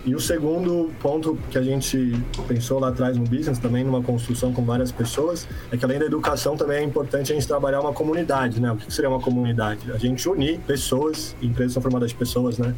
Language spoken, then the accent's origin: Portuguese; São Paulo, Brazil; sou de São Paulo